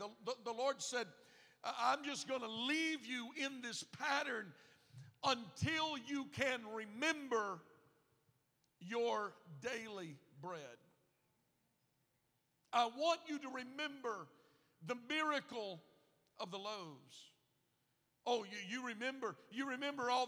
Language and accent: English; Gulf Coast, United States; I grew up on the Gulf Coast